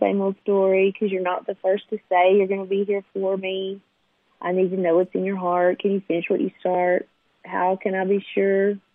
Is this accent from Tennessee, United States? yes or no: yes; Nashville, Tennessee, United States; I grew up in Nashville, like a row kid